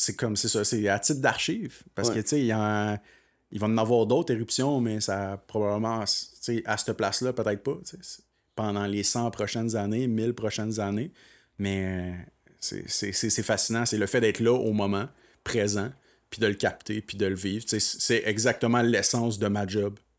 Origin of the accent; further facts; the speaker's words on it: Magog, Quebec, Canada; je viens de Magog et non de Sherbrooke